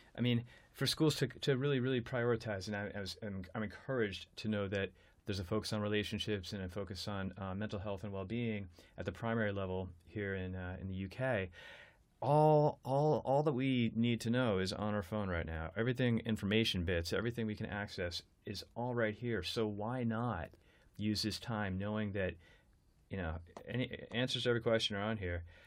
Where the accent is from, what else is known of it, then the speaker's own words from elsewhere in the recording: United States; I'm American.